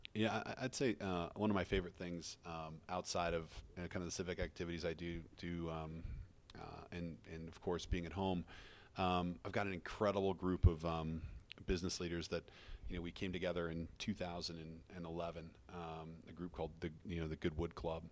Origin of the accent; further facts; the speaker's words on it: Fruita, Colorado, United States; also born or lived in Wheat Ridge, Colorado / Denver, Colorado; I grew up in, uh, Fruta, Colorado, outside of Grand Junction